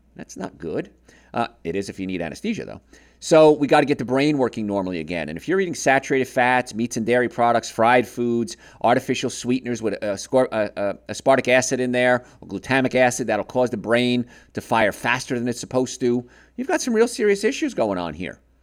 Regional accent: Marietta, United States; my hometown of Marietta

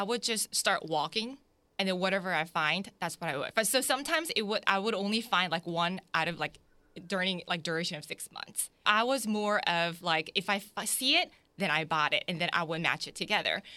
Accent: Jacksonville, Florida, United States; also born or lived in South Korea; My family immigrated here in nineteen ninety-one to Jacksonville, so I was raised here

